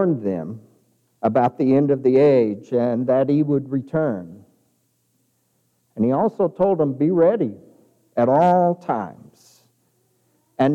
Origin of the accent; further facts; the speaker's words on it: Kirtland, New Mexico, United States; now in Clovis, United States; I grew up in outside of Farmington. And I remember when I was a kid in Kirtland, New Mexico